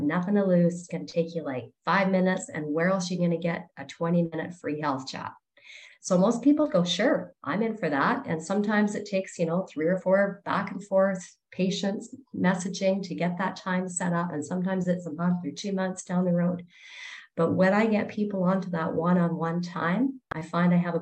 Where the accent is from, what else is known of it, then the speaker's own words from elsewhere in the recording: Canada; I'm from Canada